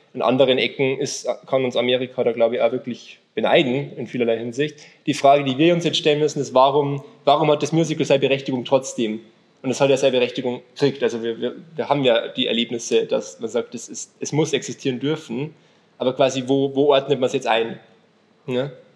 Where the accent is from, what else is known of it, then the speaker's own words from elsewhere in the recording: Alpine foothills south of Munich, Bavaria, Germany; now in Munich, Germany; komme eigentlich ursprünglich noch von ganz viel, noch südlicher. Also Alpenvorland ist schon nett gesagt